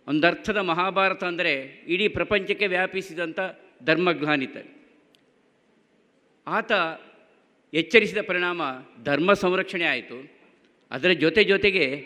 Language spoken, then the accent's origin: Kannada; Karnataka, India; ನಾವು ತುಳುವರು ನಾವು ತುಳುವರು ಅನುಷ್ಠಾನದಲ್ಲಿ ಗಟ್ಟಿ ಕನ್ನಡಿಗರು